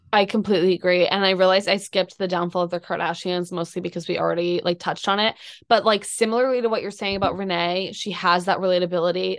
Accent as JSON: {"language": "English", "town": "Boston", "region": "Massachusetts", "country": "United States", "said": "I'm from Boston, like, I grew up being a Tom Brady fan."}